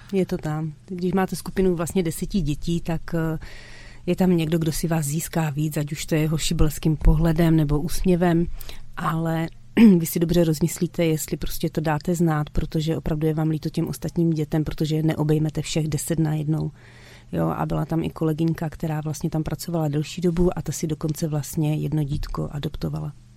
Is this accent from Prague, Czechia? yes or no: no; Krnov, Moravian-Silesian Region, Czechia; also born or lived in Mladá Boleslav; u nás v Krnově